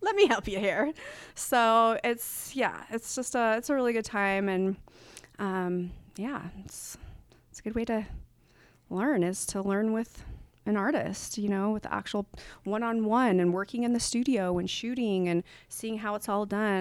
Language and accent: English; Salt Lake City, Utah, United States; now in Portland, United States; to be in my hometown